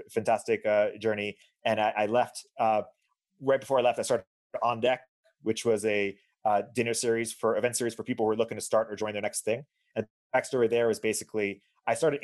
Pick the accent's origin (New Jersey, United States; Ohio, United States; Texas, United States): New Jersey, United States; moved away as an adult; also born or lived in Michigan; I grew up in New Jersey. I'm a son of Israeli and Colombian parents